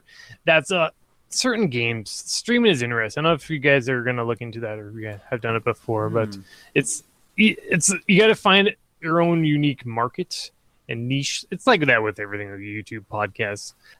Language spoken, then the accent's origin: English; Canada; so it's like a Mountie hat. Oh, I'm Canadian.